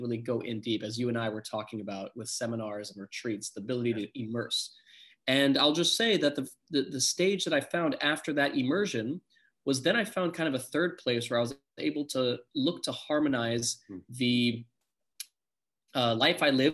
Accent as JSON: {"language": "English", "town": "San Diego", "region": "California", "country": "United States", "tie": "born or raised there", "also_born_or_lived": "South Africa", "said": "I was born in South Africa and grew up in San Diego, California"}